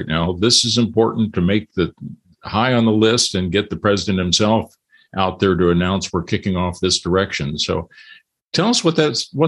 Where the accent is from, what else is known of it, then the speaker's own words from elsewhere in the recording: California, United States; as a Californian